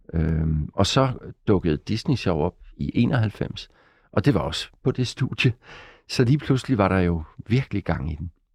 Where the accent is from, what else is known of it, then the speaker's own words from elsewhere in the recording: Gråsten, Southern Denmark, Denmark; moved away as an adult; also born or lived in Odense / Copenhagen; jeg startede med som barn nede i Sønderjylland i Gråsten, hvor jeg kommer fra